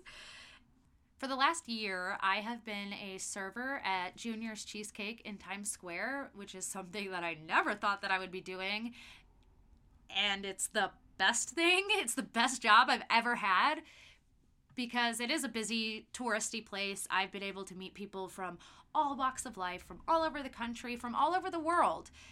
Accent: Festus, Missouri, United States; I was born and raised in Festus, Missouri, which is about an hour south of St. Louis.

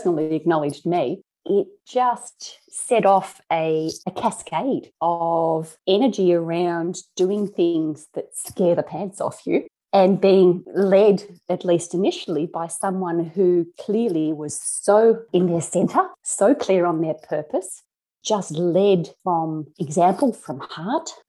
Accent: Australia; as an Aussie

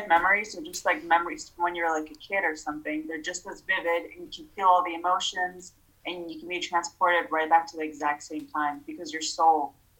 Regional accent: Moldova; born there; I was born in Moldova, and out there, like gypsies was a thing.

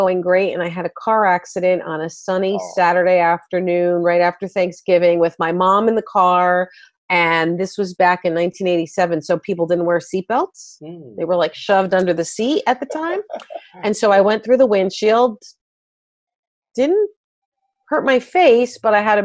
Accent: New Jersey, United States; also born or lived in Myrtle Beach; I am a Jersey girl at heart. I live in Northern New Jersey and also Myrtle Beach

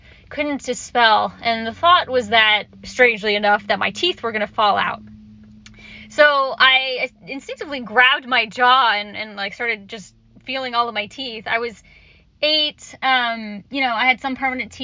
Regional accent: Orlando, Florida, United States; I grew up in Orlando, Florida

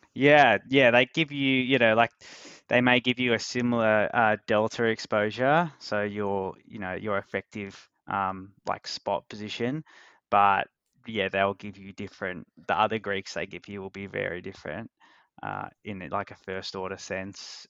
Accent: Australia; accent: Australian; I don't know if my accent is a lot Australian or a little Australian

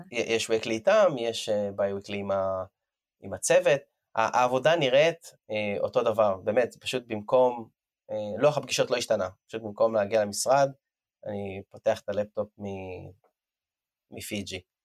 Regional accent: Israel; moved away as an adult; אני לא תושב ישראל, עזבתי את הארץ לפני שמונה שנים

